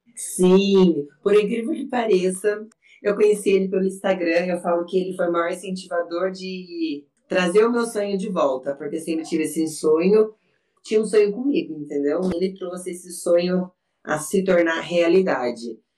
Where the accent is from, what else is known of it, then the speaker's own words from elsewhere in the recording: Salto de Pirapora, São Paulo, Brazil; Eu sou do interior, para quem não sabe, eu sou do lado de Sorocaba, sou de Saltos de Pirapora